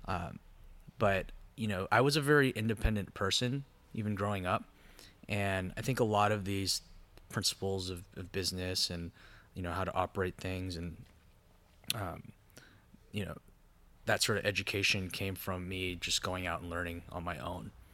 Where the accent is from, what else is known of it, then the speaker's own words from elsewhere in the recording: Anaheim, California, United States; also born or lived in Los Angeles; I was born and raised in Orange County, um, born in Anaheim